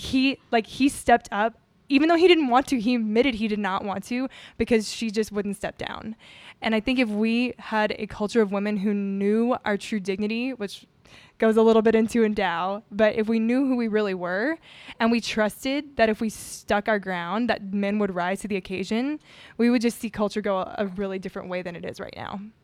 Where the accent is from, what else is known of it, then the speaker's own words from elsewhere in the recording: Houma, Louisiana, United States; moved away; I grew up in Houma, Louisiana